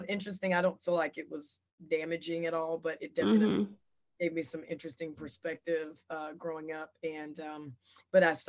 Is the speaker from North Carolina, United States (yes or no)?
yes; Chapel Hill, North Carolina, United States; I'm originally from Chapel Hill.